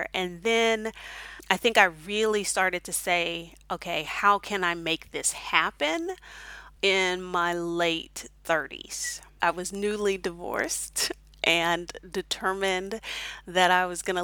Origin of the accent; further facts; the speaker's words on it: Houston, Texas, United States; moved away as an adult; also born or lived in Honduras / Mexico / Kuwait; now in Hefei, China; I'm originally from Houston, Texas, and I currently live in Hefei, China